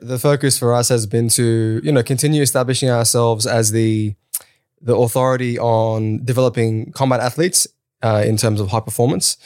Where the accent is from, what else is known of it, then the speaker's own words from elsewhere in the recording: Sydney, New South Wales, Australia; also born or lived in Kurdistan (born overseas); I came to Australia when I was three with my older sister. Uh, I grew up in Sydney's West. I grew up in Auburn and Granville.